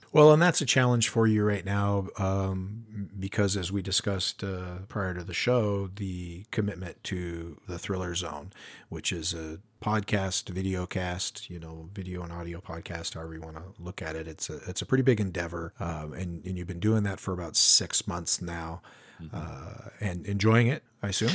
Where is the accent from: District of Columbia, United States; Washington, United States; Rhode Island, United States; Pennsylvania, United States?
Washington, United States; Spokane; We're both from Spokane.